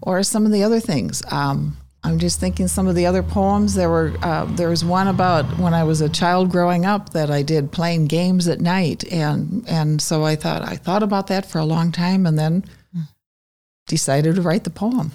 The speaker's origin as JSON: {"language": "English", "town": "Wausau", "region": "Wisconsin", "country": "United States", "tie": "born or raised there", "moved": "yes", "lives_now": "Green Bay, United States", "said": "I grew up in Wausau"}